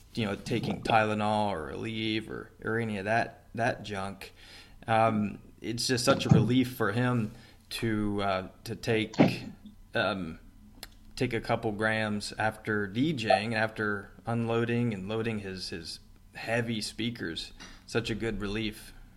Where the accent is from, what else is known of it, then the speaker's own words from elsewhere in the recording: Metropolis, Illinois, United States; moved away; my hometown, uh, where I grew up with my mom, Metropolis, Illinois